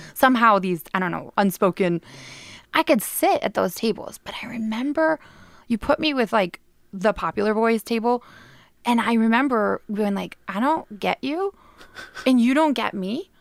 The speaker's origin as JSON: {"language": "English", "town": "Clarkston", "region": "Michigan", "country": "United States", "tie": "born or raised there", "also_born_or_lived": "Australia", "moved": "as an adult", "lives_now": "England", "said": "now I'm back in my hometown"}